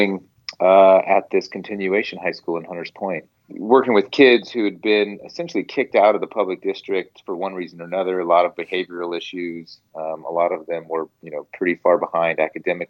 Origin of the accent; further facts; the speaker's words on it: Alameda, California, United States; I grew up in the Bay Area. And I went to a public high school in a little town called Alameda